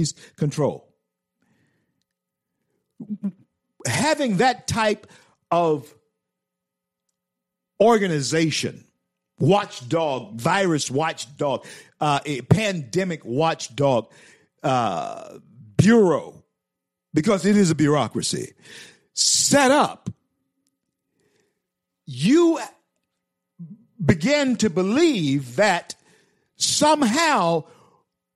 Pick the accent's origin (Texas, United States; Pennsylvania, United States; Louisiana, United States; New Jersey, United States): Louisiana, United States; Shreveport; I grew up on Milam Street, Shreveport, Louisiana